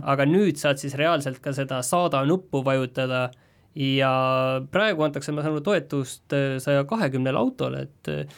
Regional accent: Estonia; mina olen pärit väiksest kohast

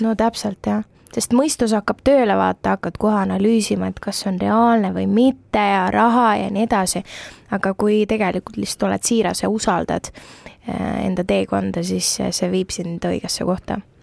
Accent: Tallinn, Harju County, Estonia; ma olen Tallinnast pärit

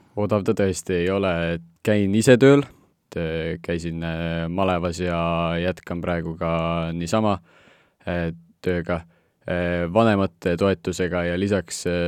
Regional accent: Estonia; Eesti ikkagi on minu kodukoht, et olen varemgi Eestist väljas elanud

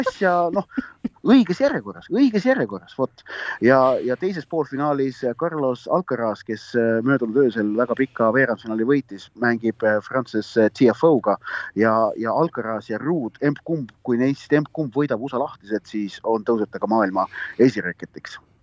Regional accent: Estonia; ma olen Eestist

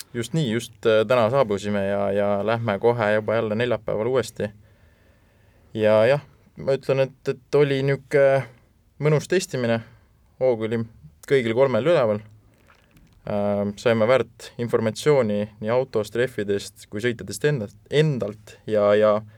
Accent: Estonia; me oleme ikka eestlased

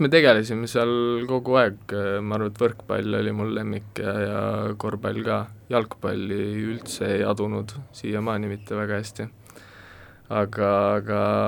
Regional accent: Kolga, Harju County, Estonia; also born or lived in Loksa; Kolgakülast olen pärit ja Loksa gümnaasiumis siis äh, koolis käinud äh, kaksteist aastat

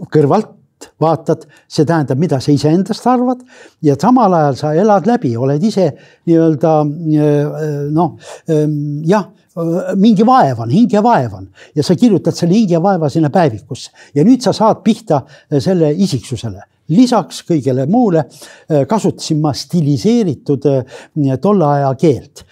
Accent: Pärnu, Pärnu County, Estonia; ma ise olen Räämalt pärit

